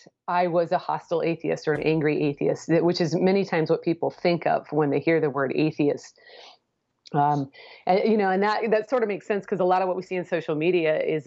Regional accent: Portland, Oregon, United States; now in Houston, United States; I grew up in the Portland, Oregon area.

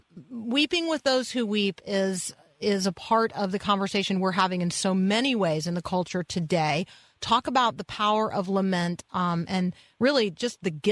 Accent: United States; the product of being an American

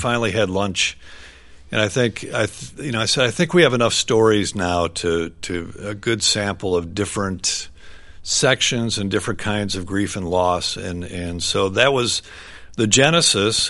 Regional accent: White Bear Lake, Minnesota, United States; we grew up in White Bear Lake, Minnesota, suburban town

